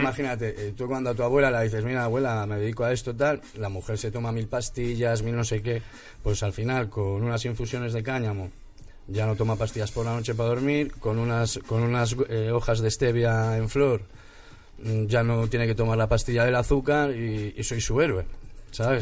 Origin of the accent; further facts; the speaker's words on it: Santander, Cantabria, Spain; now in Madrid, Spain; yo soy de Santander también